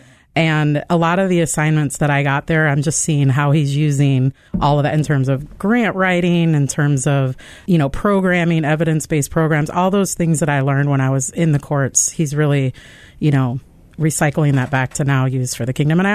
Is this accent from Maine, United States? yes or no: no; Denver, Colorado, United States; also born or lived in Chicago; now in Memphis, United States; I grew up in Denver and then moved to Chicago.